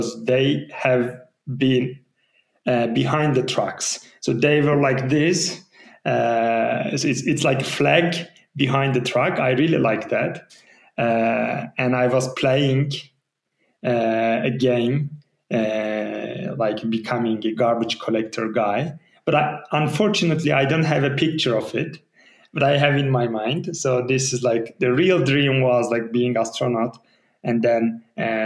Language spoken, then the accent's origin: English; İzmir, Turkey; moved away as an adult; now in Ankara, Turkey; I'm from Izmir. And I came to Ankara just a university